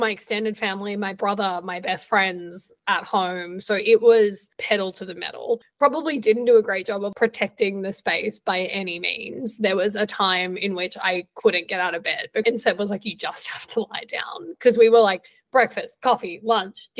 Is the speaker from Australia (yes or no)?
yes; Australia; moved away; growing up in Australia